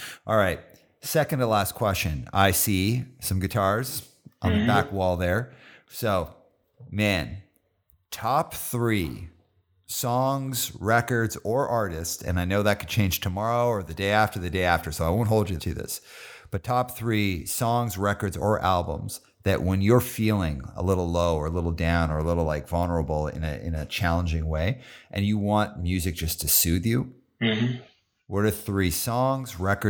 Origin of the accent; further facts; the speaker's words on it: Calgary, Alberta, Canada; … is like such a Canadian thing that, like, I grew up in Calgary.